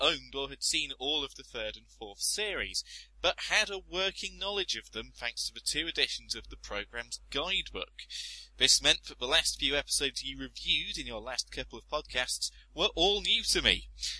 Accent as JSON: {"language": "English", "country": "United Kingdom", "said": "But being British, I refused to give up and come home early and sat the 4 days out."}